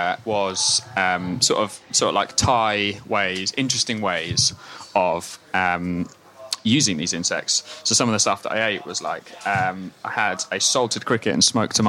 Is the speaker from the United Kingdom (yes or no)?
yes; Scotland, United Kingdom